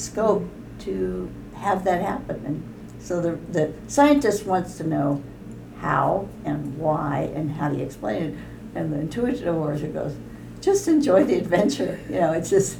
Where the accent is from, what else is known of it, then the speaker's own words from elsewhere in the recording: Bay Area, California, United States; also born or lived in Washington; I was from California, so I grew up in the Bay Area